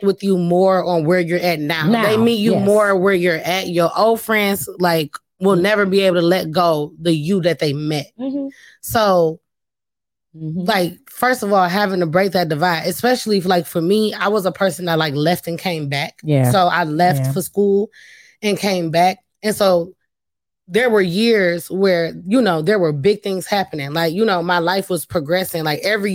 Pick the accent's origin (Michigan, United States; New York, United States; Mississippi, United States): Michigan, United States; Detroit; I'm from Detroit. So I got friends. I literally have friends from elementary school.